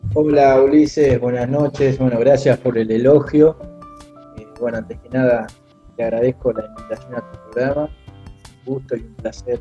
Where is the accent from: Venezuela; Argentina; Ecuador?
Argentina; soy de Argentina